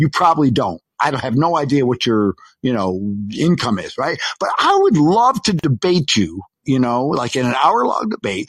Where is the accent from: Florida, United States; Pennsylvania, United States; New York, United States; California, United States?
New York, United States; Dude, I'm a New Yorker.